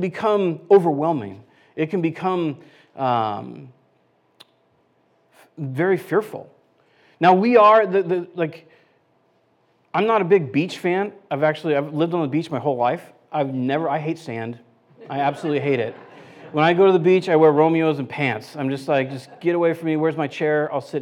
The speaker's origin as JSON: {"language": "English", "region": "California", "country": "United States", "said": "I'm from California"}